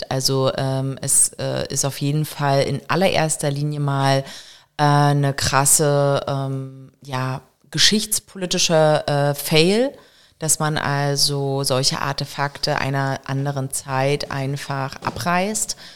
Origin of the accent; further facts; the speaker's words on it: East Germany, Germany; die wir als Ossis, ich bin ja selber im Osten groß geworden